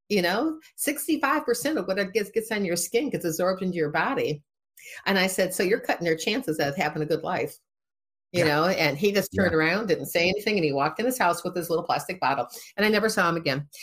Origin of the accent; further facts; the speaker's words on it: Midwest, United States; also born or lived in Boston; I'm from the Midwest. We talk to everybody, right?